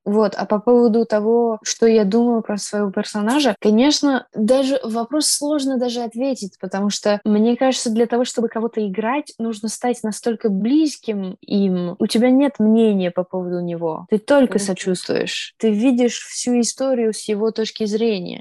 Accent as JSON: {"language": "Russian", "region": "New York", "country": "United States", "said": "Я из Нью-Йорка"}